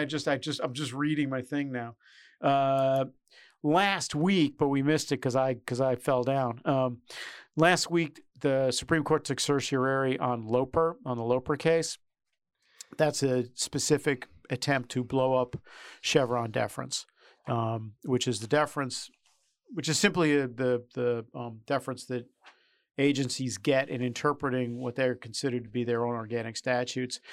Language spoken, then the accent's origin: English; United States; also born or lived in New York; now in Washington, United States; being Irish and Catholic in New York and D C, um, I grew up with a lot of, um, cops